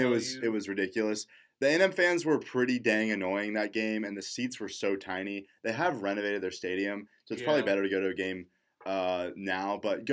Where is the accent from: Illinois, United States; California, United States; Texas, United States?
Texas, United States; now in Nebraska, United States; I'm from Texas